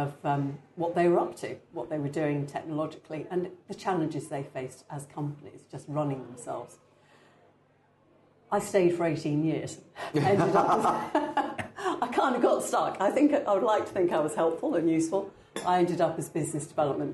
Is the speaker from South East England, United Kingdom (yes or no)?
no; London, United Kingdom; also born or lived in West Country, north of Bristol; I essentially grew up in South London